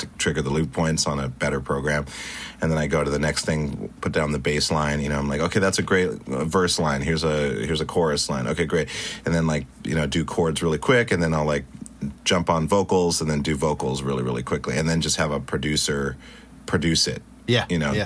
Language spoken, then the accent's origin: English; Great Falls, Montana, United States; also born or lived in Stuttgart, Germany / Spain / Italy; I grew up in Montana